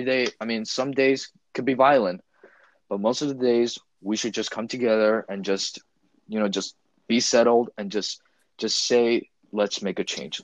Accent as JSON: {"language": "English", "country": "United States", "said": "We as American citizens"}